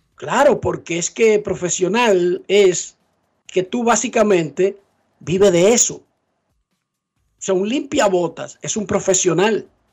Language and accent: Spanish; Dominican Republic